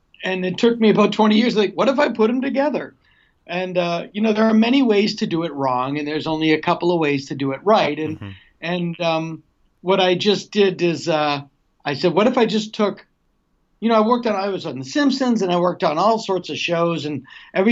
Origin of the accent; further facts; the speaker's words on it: Massachusetts, United States; moved away as an adult; now in Los Angeles, United States; I'm from Massachusetts, but I actually love Los Angeles. I love living here